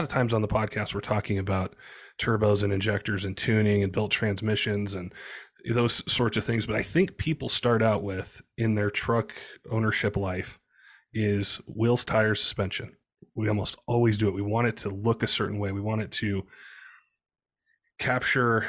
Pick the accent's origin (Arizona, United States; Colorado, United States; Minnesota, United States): Colorado, United States; moved away as an adult; also born or lived in Southern California; I grew up in Colorado